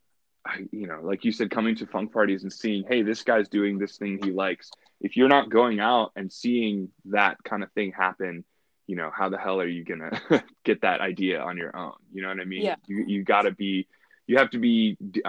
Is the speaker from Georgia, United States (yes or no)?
yes; Savannah, Georgia, United States; moved away as an adult; also born or lived in Alexandria, Egypt; now in Chicago, United States; I was born in Alexandria, Egypt. And then when I was a kid, I moved to Savannah, Georgia. And I did, you know, like middle school, high school in Savannah.